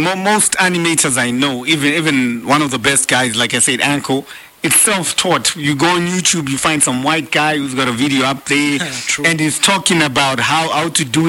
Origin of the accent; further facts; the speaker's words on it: Bulawayo, Zimbabwe; also born or lived in Korea; I'm really from Blawayo, Sky's City.